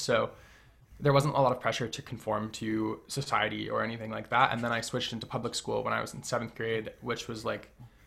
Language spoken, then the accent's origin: English; Western Massachusetts, United States; I grew up in Western Massachusetts in a pretty small town in the middle of nowhere